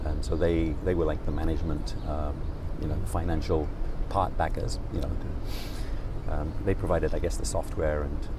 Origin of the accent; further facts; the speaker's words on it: Rotherham, Yorkshire and the Humber, United Kingdom; born there; I was born in Rotherham in Yorkshire, which nobody could ever tell from my accent.